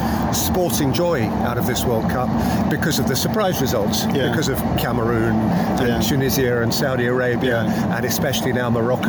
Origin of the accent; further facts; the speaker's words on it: England, United Kingdom; I'm an Englishman